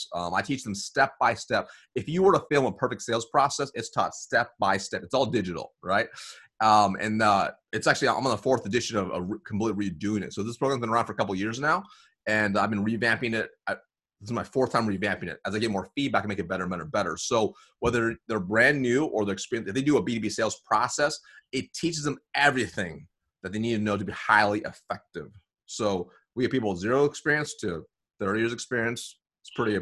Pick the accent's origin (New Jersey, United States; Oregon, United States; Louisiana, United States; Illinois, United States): Oregon, United States; Eugene; also born or lived in Springfield, Oregon; I was born in Springfield, Oregon, and then moved to Eugene, Oregon. Not diverse at all.